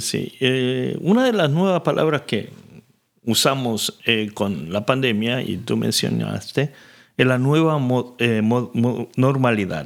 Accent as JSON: {"language": "Spanish", "country": "Argentina", "tie": "born or raised there", "moved": "yes", "said": "yo crecí en la Argentina"}